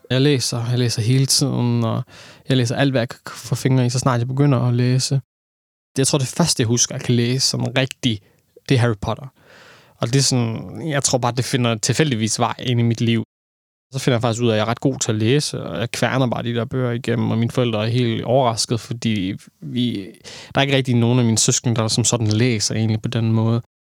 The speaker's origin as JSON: {"language": "Danish", "town": "Aarhus", "region": "Central Denmark Region", "country": "Denmark", "tie": "born or raised there", "said": "Jeg er født og opvokset i Aarhus, Torshøj, Skråstrej, Gellerup Parken, der er født og opvokset, boet det meste af mit liv."}